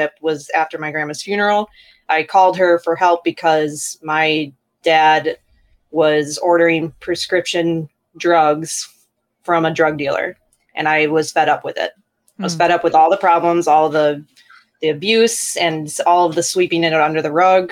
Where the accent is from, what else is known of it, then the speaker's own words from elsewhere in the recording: Chicago, Illinois, United States; We're from the Chicago area, from America.